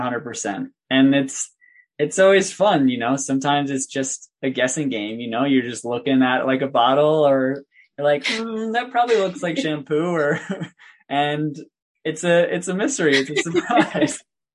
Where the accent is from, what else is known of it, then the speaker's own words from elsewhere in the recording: United States; growing up in the United States.